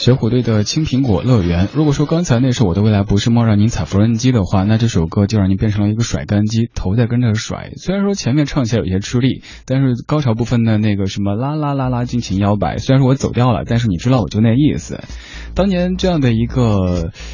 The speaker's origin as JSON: {"language": "Chinese", "town": "Chengdu", "region": "Sichuan", "country": "China", "accent": "Chengdu dialect", "said": "我记得在我小学的时候，我爸让我念，当时肯定是用成都话来念哈"}